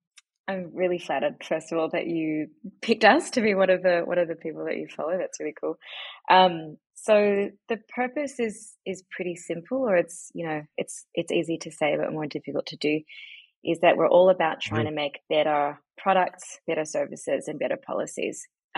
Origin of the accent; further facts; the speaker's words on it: New Zealand; moved away as an adult; also born or lived in New York / London; now in Australia; In terms of where I'm from New Zealand originally, or actually I'm Iranian, but raised in New Zealand. And then I moved to Australia in 2005 to study law.